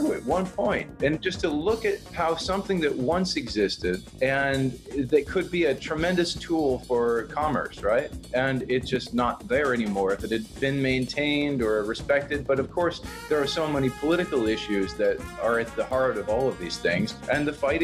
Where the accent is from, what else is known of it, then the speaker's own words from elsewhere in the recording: United States; as an American